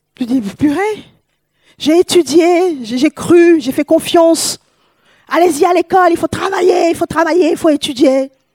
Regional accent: Paris, Île-de-France, France; moved away as an adult; also born or lived in West Africa; now in Toulouse, France; Je suis une Parisienne, je viens de Paris

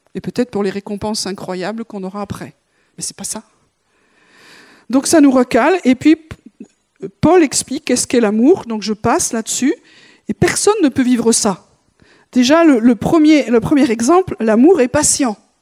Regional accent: France; on est Français

